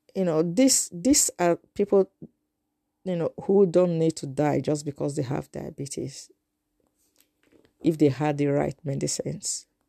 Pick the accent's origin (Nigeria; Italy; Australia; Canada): Nigeria; moved away; I'm a Nigerian in the diaspora